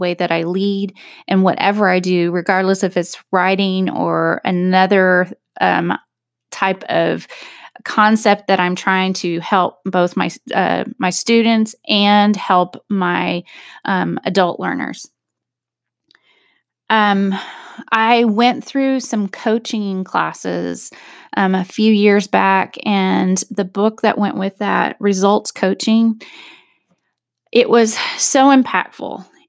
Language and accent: English; Texas, United States; now in Arkansas, United States; as I came from Texas to Arkansas, I wanted to have a shift in how I cared for myself